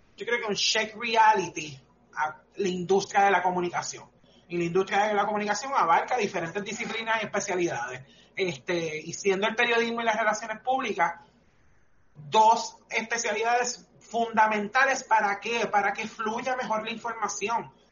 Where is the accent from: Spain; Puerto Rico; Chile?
Puerto Rico; nuestra cultura como puertorriqueños